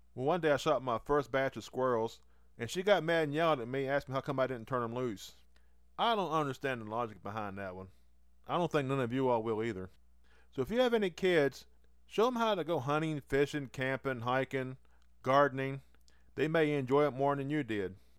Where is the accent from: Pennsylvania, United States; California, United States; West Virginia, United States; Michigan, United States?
West Virginia, United States; born or raised there